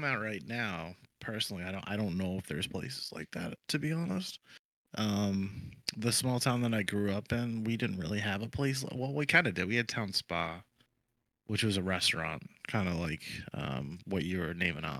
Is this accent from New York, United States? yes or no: no; Stoughton, Massachusetts, United States; now in Florida, United States; where I grew up back in Stoughton, Massachusetts, we had small bars and stuff